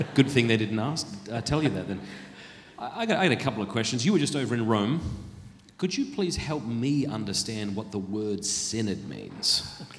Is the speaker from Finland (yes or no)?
no; South Australia, Australia; moved away; also born or lived in Sydney; I was born in Ryde Hospital. And uh, my dad was in the Navy. We went back to South Australia, grew up there